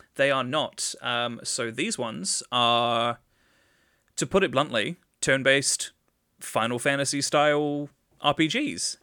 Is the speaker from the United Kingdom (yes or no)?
yes; England, United Kingdom; as an Englishman